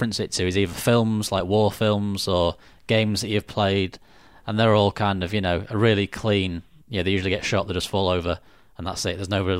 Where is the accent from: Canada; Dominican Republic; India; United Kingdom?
United Kingdom; Northern Ireland; And he's like, where are you from? And I said, Northern Ireland. And he said, you don't sound very fucking Irish.